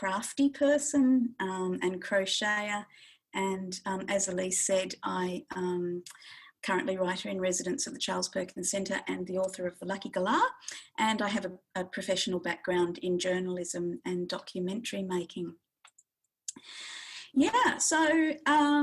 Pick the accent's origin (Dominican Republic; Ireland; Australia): Australia; northwest of Western Australia; now in Bathurst, Australia; the Yamaji people of the northwest of Western Australia, which is where I grew up